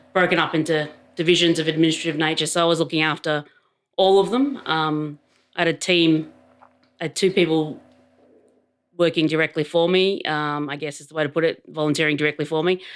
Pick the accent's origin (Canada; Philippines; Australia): Australia; Adelaide, South Australia; moved away as an adult; now in Canberra, Australia; I grew up in Adelaide many, many years ago.